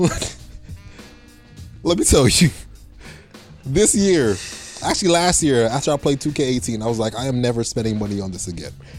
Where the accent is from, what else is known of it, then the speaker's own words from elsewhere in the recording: Canada; We are Canadian, so that's 90 bones I spent on a video game